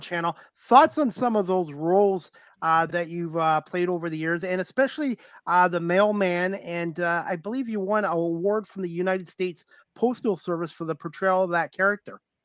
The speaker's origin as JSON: {"language": "English", "country": "Canada", "said": "I'm Canadian"}